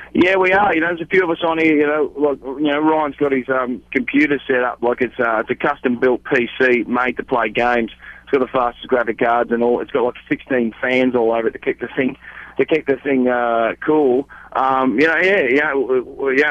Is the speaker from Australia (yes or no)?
yes; Australia